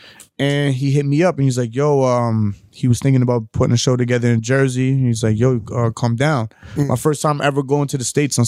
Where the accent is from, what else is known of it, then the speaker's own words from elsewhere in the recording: Brampton, Ontario, Canada; accent: Toronto; also born or lived in Toronto; I'm from Brampton originally.